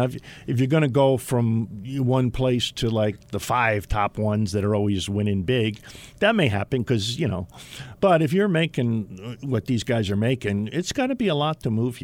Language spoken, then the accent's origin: English; New Jersey, United States; now in Utah, United States; we're from Jersey